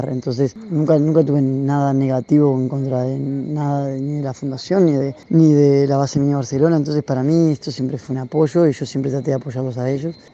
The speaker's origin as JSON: {"language": "Spanish", "country": "Uruguay", "said": "Y como somos los uruguayos, estamos poco acostumbrados a ver otros uruguayos por el resto del mundo."}